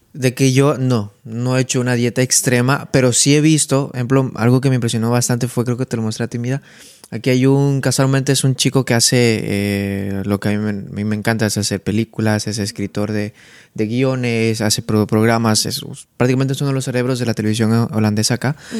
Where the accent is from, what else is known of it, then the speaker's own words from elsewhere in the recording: Santa Cruz de la Sierra, Santa Cruz, Bolivia; now in Netherlands; de Santa Cruz, donde vengo